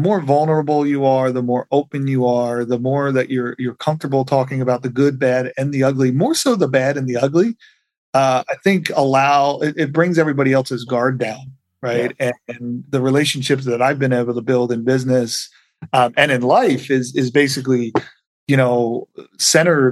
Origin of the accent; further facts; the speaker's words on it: Bucks County, outside Philadelphia, Pennsylvania, United States; moved away as an adult; now in Laguna Beach, United States; I grew up right outside of Philadelphia in Bucks County.